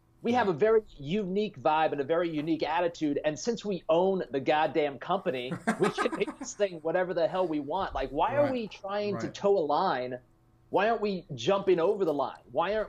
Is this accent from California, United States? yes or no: yes; California, United States; moved away as an adult; also born or lived in Seattle; now in Las Vegas, United States; Living in Vegas, that's an easy 3.5 hour drive. So, but this is going to be my first time really moving completely away from where I grew up. And it's a little emotional, but mostly it's very, very exciting because I moved away from California for a reason